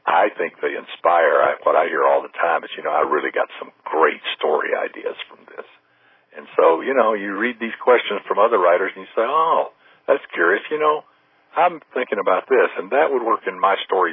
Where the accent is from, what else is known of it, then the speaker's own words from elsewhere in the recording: Huntsville, Alabama, United States; moved away as an adult; also born or lived in Birmingham, Alabama / Houston, Texas; now in Orange County, United States; Huntsville, my hometown